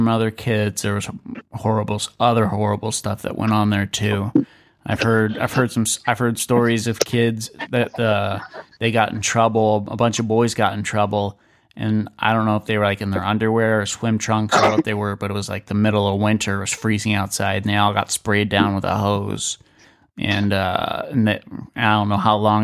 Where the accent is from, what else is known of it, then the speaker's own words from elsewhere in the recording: St. Louis, Missouri, United States; I was born in St. Louis